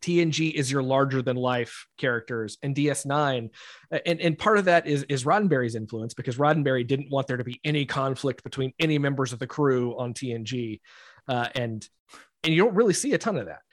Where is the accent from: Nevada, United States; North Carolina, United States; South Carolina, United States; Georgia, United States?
South Carolina, United States; Rock Hill; I'm from Rock Hill, uh, just, just a, a little farther north.